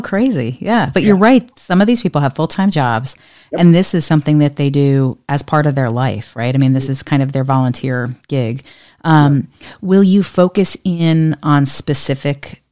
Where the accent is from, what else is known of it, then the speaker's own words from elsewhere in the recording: New Jersey, United States; my home state of New Jersey